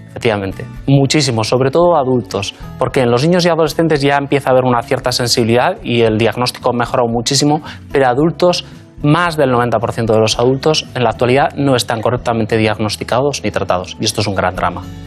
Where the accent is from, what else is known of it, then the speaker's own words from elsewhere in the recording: Basque Country, Spain; moved away as an adult; also born or lived in Madrid / London; yo soy vasco, nací en el País Vasco, me formé, hice, de hecho, estudié la carrera de medicina en el País Vasco